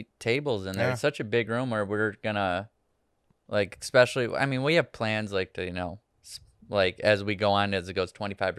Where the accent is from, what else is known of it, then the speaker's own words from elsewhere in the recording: Michigan, United States; moved away; also born or lived in Los Angeles; I'm from Michigan